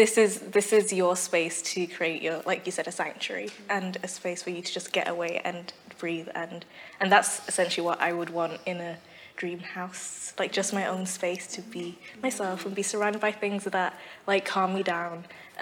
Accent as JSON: {"language": "English", "region": "London", "country": "United Kingdom", "tie": "born or raised there", "also_born_or_lived": "Aarhus, Denmark / Norwich"}